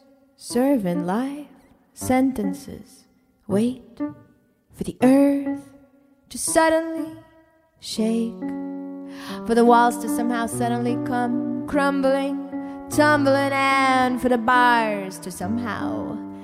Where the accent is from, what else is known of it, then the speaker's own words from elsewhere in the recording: New York City, New York, United States; as a New Yorker